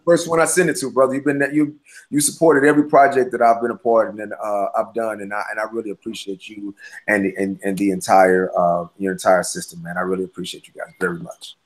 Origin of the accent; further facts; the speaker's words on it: St. Louis, Missouri, United States; now in Los Angeles, United States; St. Louis is a very my hometown